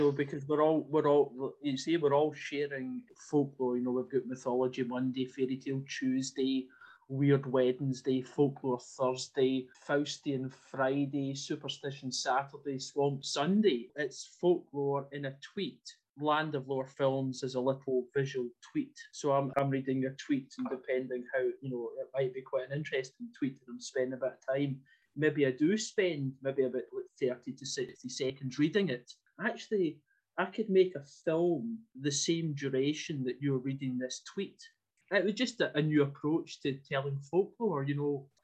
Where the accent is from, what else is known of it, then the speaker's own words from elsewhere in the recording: Ayrshire, Scotland, United Kingdom; moved away as an adult; now in Cumbria, United Kingdom; I was brought up in Ayrshire